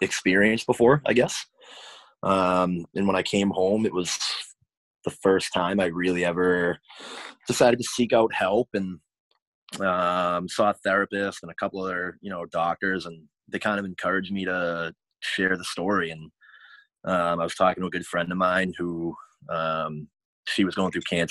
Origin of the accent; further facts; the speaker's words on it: Boston area, Massachusetts, United States; I grew up right outside of Boston, like, you know, 30 minutes south